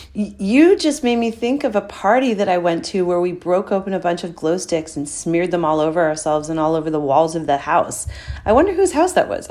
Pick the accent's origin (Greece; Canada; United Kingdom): Canada; St. John's, Newfoundland and Labrador; moved away; hanging out in my hometown